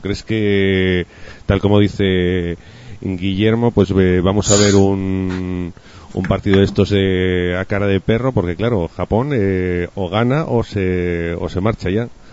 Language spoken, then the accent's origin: Spanish; Huesca, Aragon, Spain; yo soy de Huesca